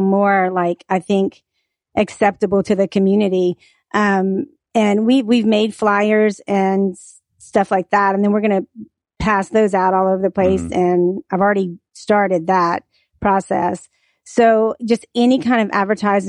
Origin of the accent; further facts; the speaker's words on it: Louisiana, United States; moved away as an adult; I'm from Louisiana, and I've had two salons